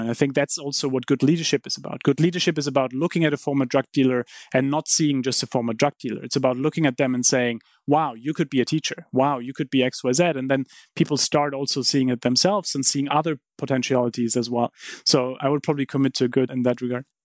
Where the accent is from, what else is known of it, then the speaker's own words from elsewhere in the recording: Heidelberg, Baden-Württemberg, Germany; moved away; I grew up in Heidelberg